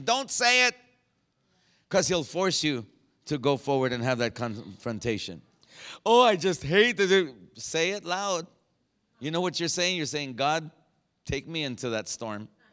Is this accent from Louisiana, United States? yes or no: no; Phoenix, Arizona, United States; I was from Phoenix